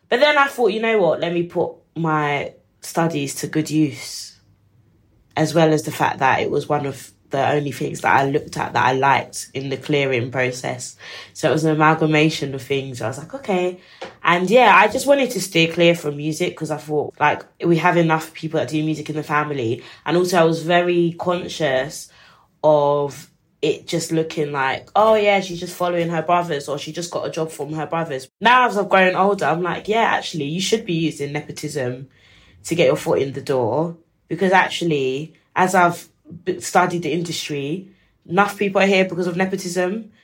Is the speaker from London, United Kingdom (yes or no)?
yes; London, United Kingdom; we're from East London